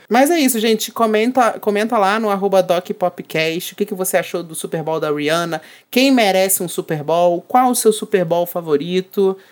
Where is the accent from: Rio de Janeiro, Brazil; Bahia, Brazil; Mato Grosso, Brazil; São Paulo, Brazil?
Rio de Janeiro, Brazil; Eu sou do Rio, meu filho, eu moro no Rio